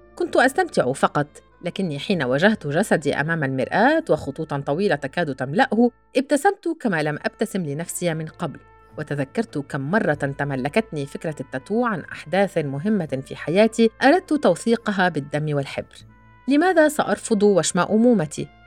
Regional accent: Qudsaya, Rif Dimashq, Syria; also born or lived in Damascus / Golan Heights (family origin); منذ أن ولدت في دمشق ولم أحمل صفة شامية

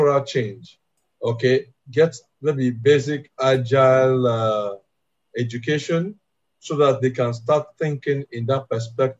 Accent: Nigeria; I'm from Africa, I'm Nigerian

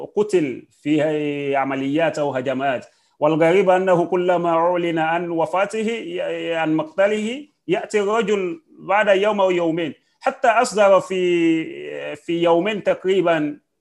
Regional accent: Nigeria; أنا كمواطن نيجيري

